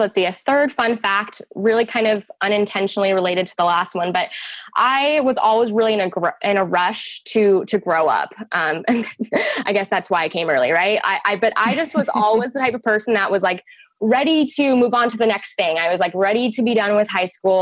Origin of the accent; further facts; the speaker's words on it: Utah, United States; I was actually born and raised in the state of Utah